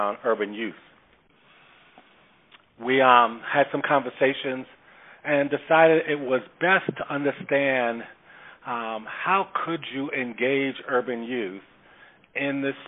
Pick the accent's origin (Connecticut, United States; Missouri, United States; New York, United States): New York, United States; New York City; I grew up in the Bronx. Mm-hmm. I grew up in the projects. I'm an asphalt kid.